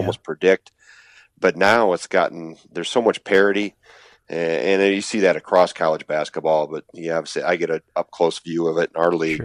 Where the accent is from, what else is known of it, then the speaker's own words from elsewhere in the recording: Wisconsin, United States; not leave my home state